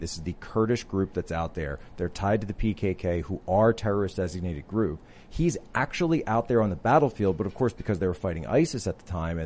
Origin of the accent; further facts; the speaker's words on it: Philadelphia, Pennsylvania, United States; moved away; I'm from the Philadelphia area originally